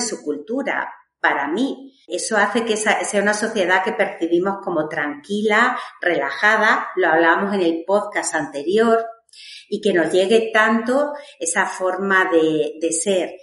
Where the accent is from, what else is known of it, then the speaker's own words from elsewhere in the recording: Badajoz, Extremadura, Spain; yo soy de Extremadura, de Badajoz